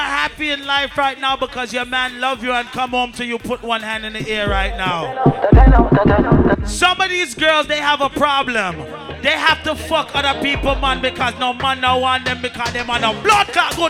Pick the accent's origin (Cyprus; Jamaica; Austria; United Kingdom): Jamaica; I'm Jamaican and I don't fuck regular.